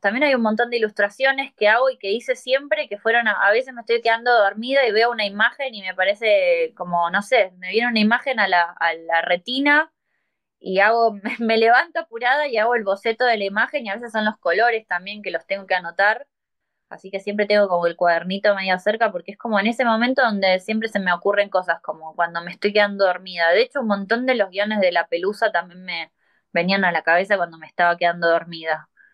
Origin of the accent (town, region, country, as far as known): Argentina